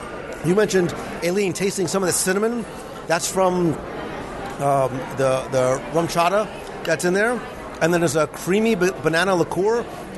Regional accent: New York, Northeast, United States; we come from the Northeast and from, you know, the New York, New Jersey area

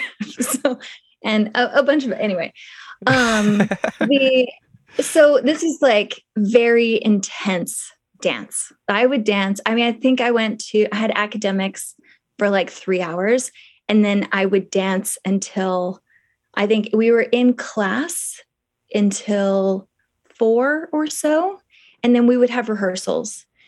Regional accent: Kentucky, United States; No, I spent 2 years in Hong Kong. {S0} Okay. {S1} Correct. But I'm from Kentucky.

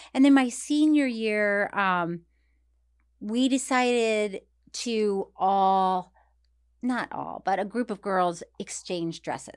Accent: Tallahassee, Florida, United States; moved away; my hometown of Tallahassee

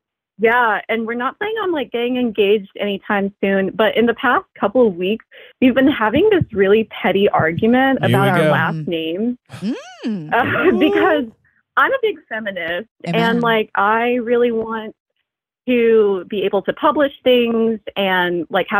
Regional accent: Asheville, North Carolina, United States; I'm from Asheville.

